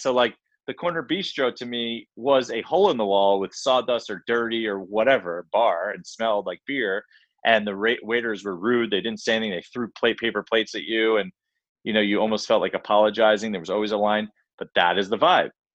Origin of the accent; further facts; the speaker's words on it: Long Island, New York, United States; grew up in Long Island